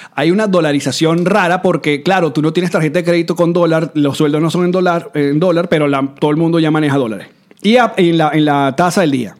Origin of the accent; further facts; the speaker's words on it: Venezuela; moved away; yo nací en Venezuela, uno tiene que salir con el pasaporte venezolano